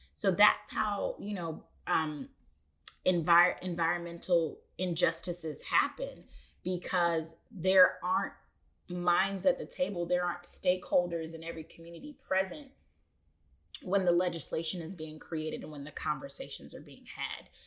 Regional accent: Atlanta, Georgia, United States; I grew up on Spelman's campus

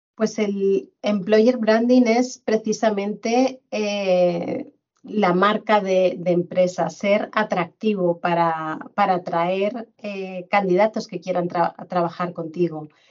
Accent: Madrid, Community of Madrid, Spain; moved away as an adult; also born or lived in Fuerteventura / Benidorm; now in Mallorca, Spain; volví a mi tierra natal y, en Madrid

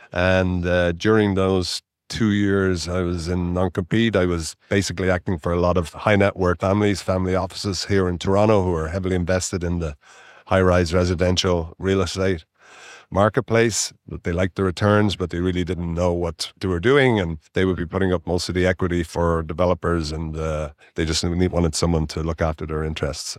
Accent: Dublin, Leinster, Ireland; moved away as an adult; also born or lived in Winnipeg, Canada; now in Canada; I was born educated in Ireland, in Dublin, and I came to Canada when I was twenty-two.

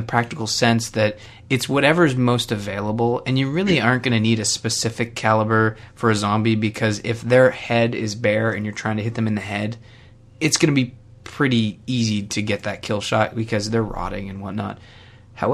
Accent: Canada; I am Canadian

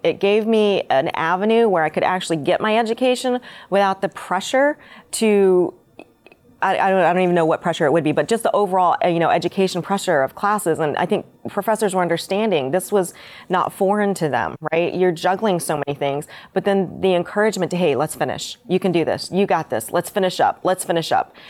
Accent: Winter Haven, Florida, United States; also born or lived in Seoul, Korea; I moved to Mi, um, Florida when I was five and was, grew up, lived in Winter Haven, went to Winter Haven High School

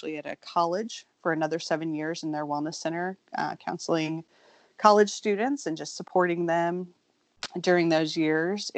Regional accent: Kansas City, Missouri, United States; I was raised in Kansas City, Missouri

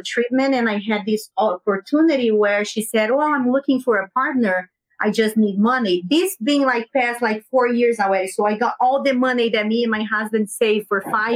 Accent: Brazil; English is a second language; moved away as an adult; now in United States; when I left Brazil

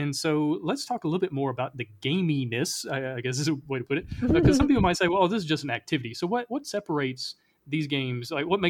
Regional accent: the South, United States; I know growing up in the South, we have so many superstitions around sports

